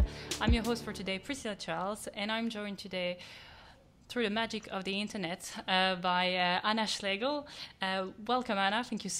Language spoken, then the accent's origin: English; France; not far from France, where I come from.